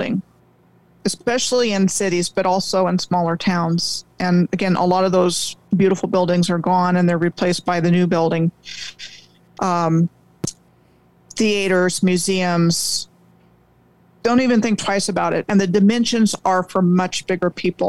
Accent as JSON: {"language": "English", "town": "Rockville", "region": "Maryland", "country": "United States", "tie": "born or raised there", "said": "I grew up outside of Washington, D.C. in Rockville, Maryland"}